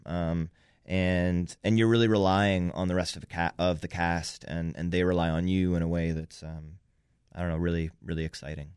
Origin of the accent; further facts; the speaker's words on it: New York, United States; I grew up in New York